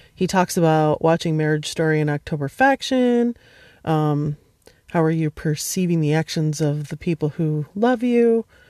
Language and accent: English; United States; an American who grew up upper middle class